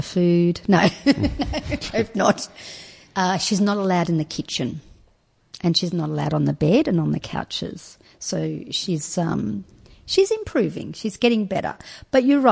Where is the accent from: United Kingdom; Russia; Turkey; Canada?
Turkey; now in Australia; I wasn't born in Australia. I was born in Turkey and was brought up in a Muslim household